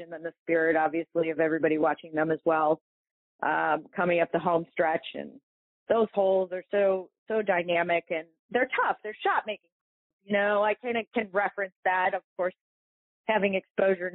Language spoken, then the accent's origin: English; Toledo, Ohio, United States; I grew up in Toledo